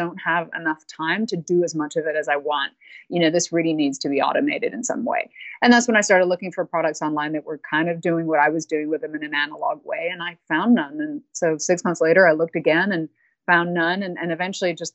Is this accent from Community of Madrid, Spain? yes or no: no; Barcelona, Catalonia, Spain; moved away; also born or lived in England / China / South America; I was raised in Barcelona, Spain, and then moved to England later on